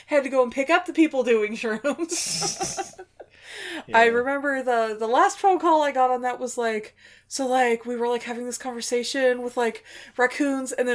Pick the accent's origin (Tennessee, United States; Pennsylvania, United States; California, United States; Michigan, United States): California, United States; I grew up in California, like in the middle of the fruit bowl.